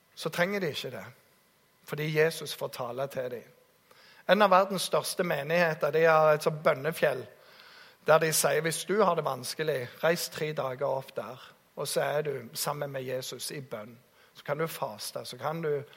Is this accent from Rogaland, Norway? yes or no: yes; Jæren, Rogaland, Norway; jeg kommer fra Jæren